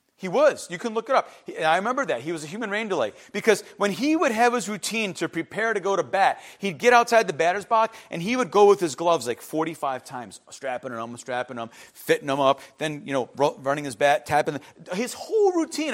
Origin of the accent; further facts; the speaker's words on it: Cleveland, Ohio, United States; growing up in Cleveland